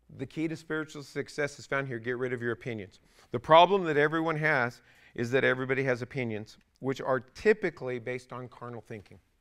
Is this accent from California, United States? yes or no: yes; California, United States; I was raised in California